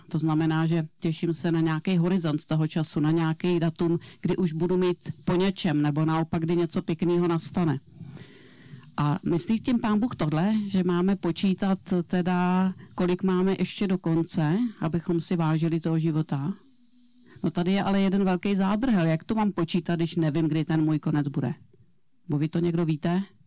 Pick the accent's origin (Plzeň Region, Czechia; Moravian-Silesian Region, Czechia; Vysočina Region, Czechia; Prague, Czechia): Plzeň Region, Czechia; já jsem tady z Plzeňska